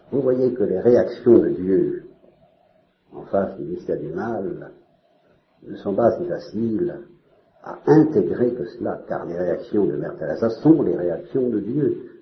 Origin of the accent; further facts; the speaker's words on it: Normandy, France; je suis normand